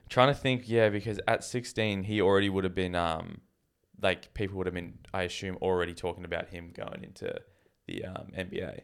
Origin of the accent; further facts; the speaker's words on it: Canada; moved away; I was from Canada